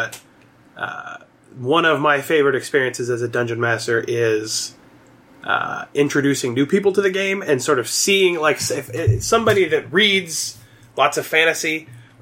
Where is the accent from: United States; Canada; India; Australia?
United States; Southeast Kansas; I am from Southeast Kansas.